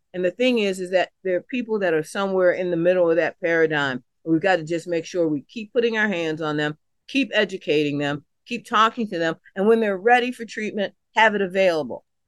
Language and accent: English; Washington, District of Columbia, United States; moved away as an adult; now in Lost River, Hardy County, West Virginia, United States; I'm a kid born and raised in Southeast D C